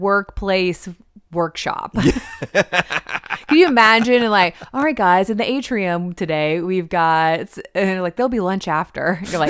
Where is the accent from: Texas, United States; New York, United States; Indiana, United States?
Texas, United States; You know I'm from Texas. I love yellow roses.